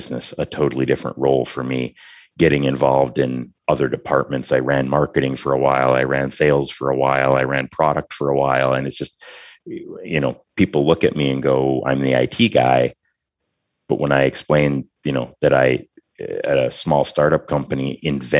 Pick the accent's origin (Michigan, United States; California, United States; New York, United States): Michigan, United States; northern; moved away as an adult; leaving a tiny, tiny town up in very northern Michigan, you know, to attend a medium-sized school